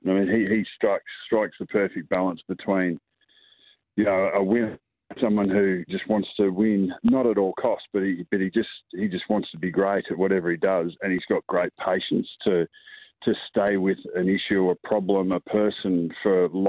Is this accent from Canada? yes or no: no; South Australia, Australia; born there; also born or lived in Northern Territory / Victoria; So I was born in South Australia. So I've always got to hail from South Australia. I've been a territory boy, but yeah, I've been in Victoria for 30 years. So whatever that is, I'm an Aussie.